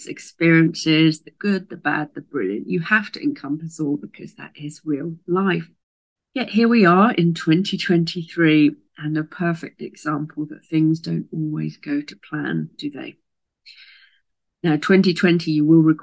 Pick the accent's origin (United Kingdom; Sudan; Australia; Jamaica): United Kingdom; Southampton, South East England; moved away as an adult; also born or lived in America; I was born in Southampton in Hampshire in England in the UK